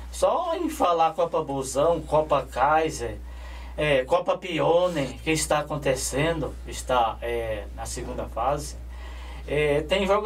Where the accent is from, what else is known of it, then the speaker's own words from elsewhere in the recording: Paraíba, Brazil; now in São Paulo, Brazil; Eu sou natural da Paraíba, moro em São Paulo há 30 anos.